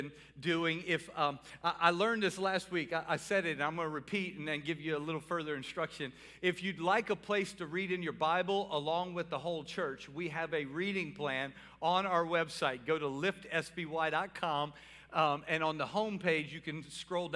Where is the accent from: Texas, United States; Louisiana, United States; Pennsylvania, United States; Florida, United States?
Louisiana, United States; New Orleans; I'm from New Orleans